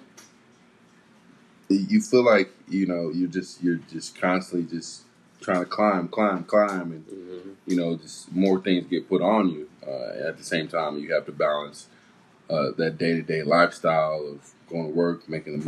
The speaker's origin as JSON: {"language": "English", "town": "Kansas City", "region": "Missouri", "country": "United States", "said": "we're from Kansas City, Missouri"}